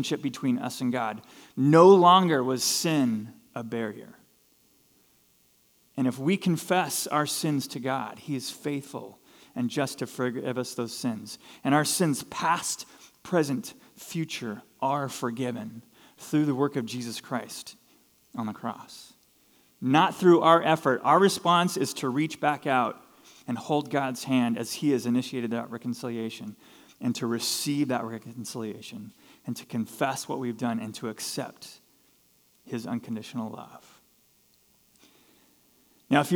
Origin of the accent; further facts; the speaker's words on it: Southern California, United States; Here's this kid growing up in SoCal.